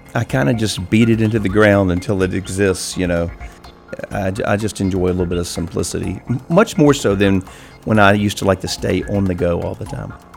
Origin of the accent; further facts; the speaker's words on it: Richmond, Virginia, United States; also born or lived in New York / Los Angeles; I grew up just outside of Richmond, and I left here and went to college, and then I was in New York a lot and, uh, in L A a little bit